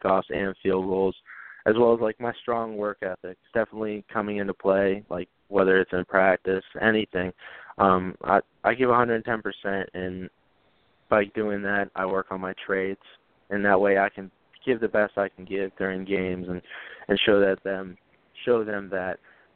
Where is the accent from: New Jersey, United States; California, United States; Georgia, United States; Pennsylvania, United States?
Pennsylvania, United States; Gibsonia; I was born and raised in Gibsonia, Pennsylvania, and I went to a little school called Mars